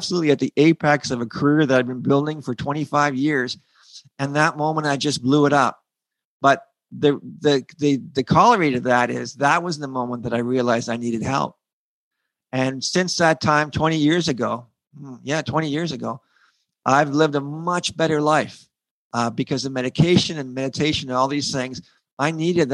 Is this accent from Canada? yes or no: yes; Sarnia, Ontario, Canada; I'm from Sarnia, so we would go across the creek all the time